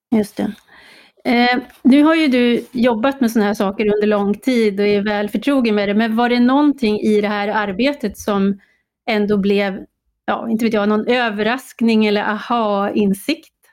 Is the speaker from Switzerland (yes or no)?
no; Uppsala, Uppsala County, Sweden; jag har ju lite erfarenhet från kommunalpolitiken i min hemstad Uppsala